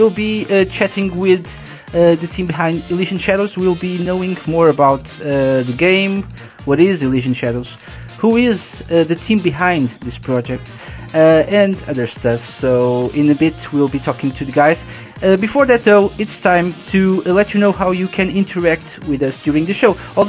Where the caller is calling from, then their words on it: Portugal; I'm live from Portugal.